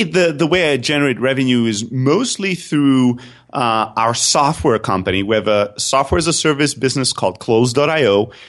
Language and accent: English; Germany; also born or lived in Greece; So I grew up in Germany, although I'm originally from Greece. So I used to say I have the best of what Europe has to offer in terms of cultures, but the two opposite ends. I grew up in a factory worker family.